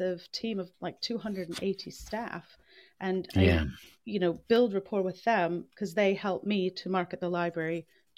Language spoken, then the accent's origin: English; Minnesota, United States; moved away as an adult; also born or lived in Coventry; now in Leicester, United Kingdom; I'm originally from Minnesota. I'll mention that so people aren't wondering about my accent.